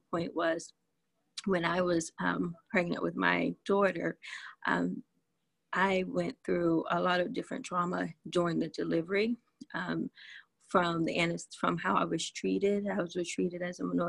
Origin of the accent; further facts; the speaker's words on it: the South, United States; I'm from the South